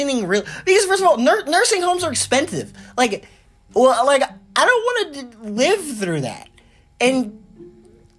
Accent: United States

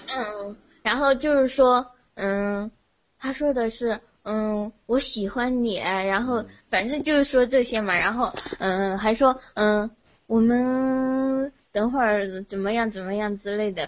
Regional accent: Sichuan, China; 我试四川的，因为我们在你那个平翘舌部分嘛，然后就是说普通话很别扭

